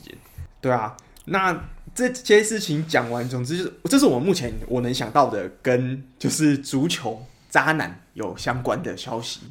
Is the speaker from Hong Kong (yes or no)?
no; Taiwan; 我们，就是台湾人